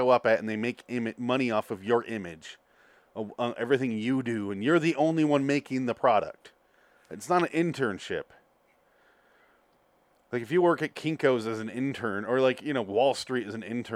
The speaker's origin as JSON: {"language": "English", "region": "Midwest", "country": "United States", "tie": "born or raised there", "said": "I grew up in the Midwest"}